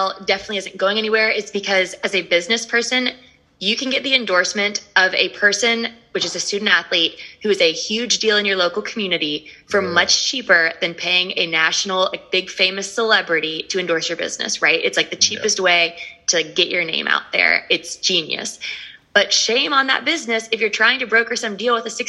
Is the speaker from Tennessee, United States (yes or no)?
yes; Knoxville, Tennessee, United States; I'm from Knoxville